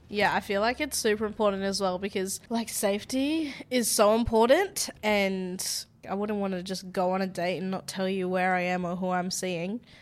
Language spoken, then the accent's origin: English; Australia; I'm from Australia